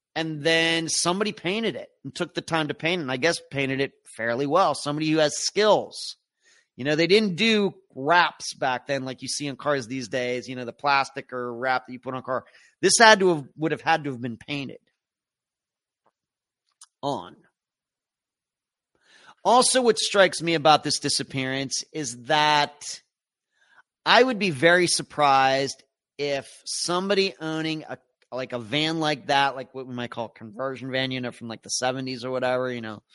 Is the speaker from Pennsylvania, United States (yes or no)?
yes; Pennsylvania, United States; Not Pennsylvania, once again, the way I look at my home state.